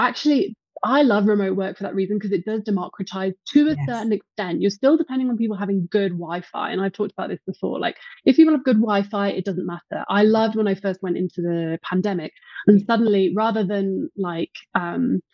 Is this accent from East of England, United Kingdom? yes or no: no; Herefordshire, West Midlands, United Kingdom; moved away as an adult; now in Mexico City, Mexico; I was brought up in England